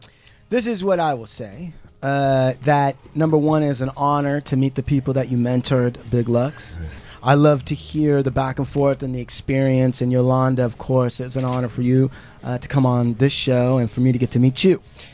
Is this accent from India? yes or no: yes; India; because I'm Indian and there's some Indian stuff involved in it, people are like, you should see that.